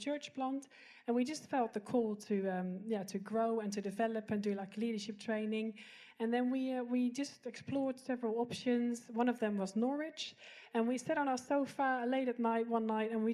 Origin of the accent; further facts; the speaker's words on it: Netherlands; moved away as an adult; now in United Kingdom; We are from Holland, but we've been living in the UK for the last 15 years